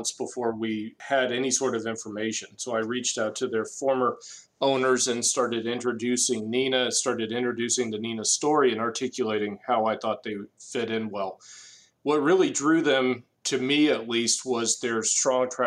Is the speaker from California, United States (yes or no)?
no; Cumming, Georgia, United States; also born or lived in New Orleans; I grew up in Cumming, Georgia, which is around 10, 15 miles north of our Alpharetta office.